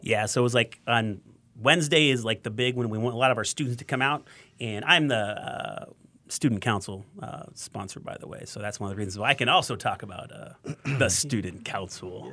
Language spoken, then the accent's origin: English; Wyoming, United States; now in Texas, United States; I grew up in Wyoming